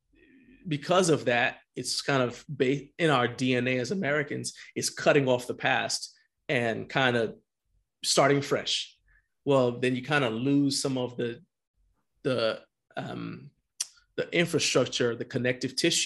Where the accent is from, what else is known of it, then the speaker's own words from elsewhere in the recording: Liberia; now in United States; I was born in Liberia, West Africa. I was born there.